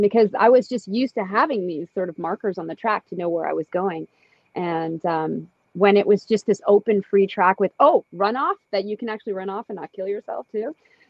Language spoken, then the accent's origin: English; Toronto, Ontario, Canada; moved away as an adult; now in Santa Cruz, United States; I'm from the East Coast in Canada, or not East Coast, more like Central Toronto area, where we have Shannonville, we have Mosport, we have Calabogie. And I grew up there